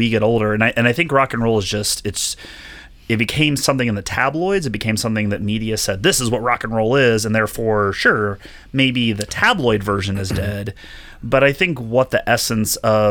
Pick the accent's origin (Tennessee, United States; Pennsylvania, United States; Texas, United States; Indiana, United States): Indiana, United States; Bloomington; In 1983, I was born in Bloomington, Indiana at Indiana University